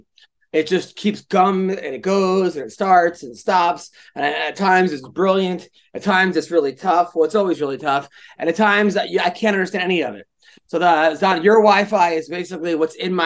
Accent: New York, United States; I'm from New York.

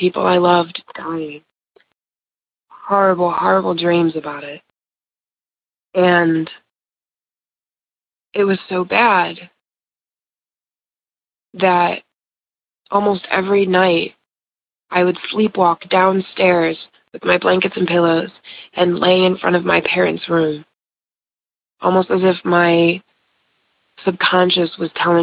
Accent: Ohio, United States; I'm from Ohio

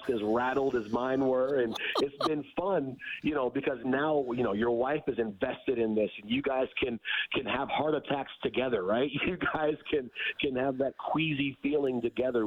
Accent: Detroit, Michigan, United States; now in Seattle, United States; I grew up in Detroit, hockey town

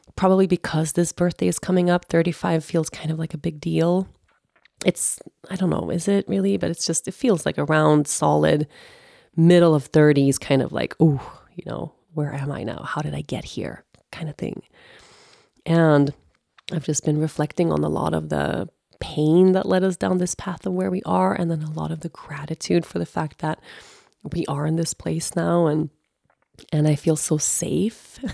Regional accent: Sweden; moved away; also born or lived in Costa Rica / United States / Aruba; I lived literally fif, fifteen years I was away from Sweden

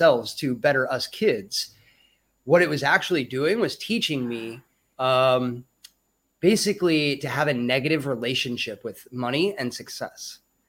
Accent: Lake of the Ozarks, Missouri, United States; moved away as an adult; also born or lived in Kalamazoo, Michigan / Denver, Colorado; now in Thailand; I was born in Kalamazoo, Michigan, actually. But I moved out of there at a very young age, and spent most of my time in Missouri, actually, Lake of the Ozarks, Missouri. So I lived out in the woods and on farms and things like that.

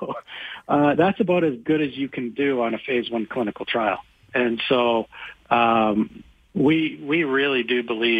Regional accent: Calgary, Alberta, Canada; I was born in Calgary. I lived here my whole life

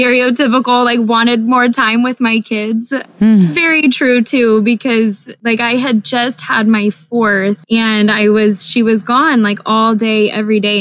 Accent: Texas, United States; moved away; also born or lived in Alaska; I grew up in Texas, and so y'all is just like a part of speech

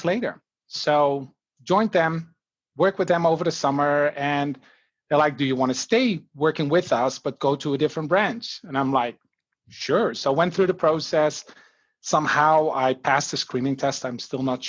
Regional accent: Netherlands; moved away as an adult; now in Canada; I just finished my marketing management degree back in the Netherlands.

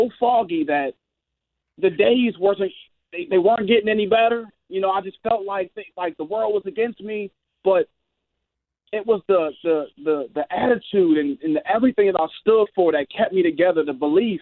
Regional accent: Philadelphia, Pennsylvania, United States; I'm home in my hometown

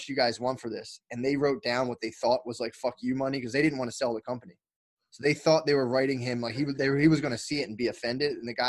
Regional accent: Garnet Valley, Pennsylvania, United States; also born or lived in Havertown, Pennsylvania / West Philadelphia; I grew up in Delaware County. So I grew up mostly in Garnet Valley, but my family – I was born in Havertown and then went out to Garnet Valley. So I was in the hills of Delaware County.

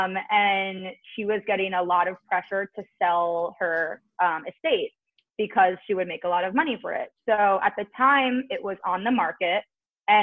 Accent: New Jersey, United States; now in Brooklyn, United States; I'm from Jersey

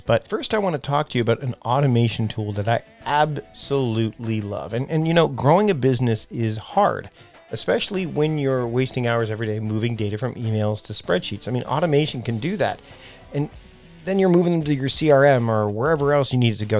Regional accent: Canada; also born or lived in Vancouver Island, British Columbia; I'm Canadian, so I say Z, not

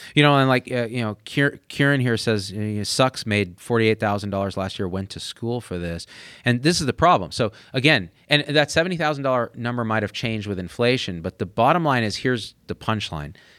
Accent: New Jersey, United States; my home state of New Jersey

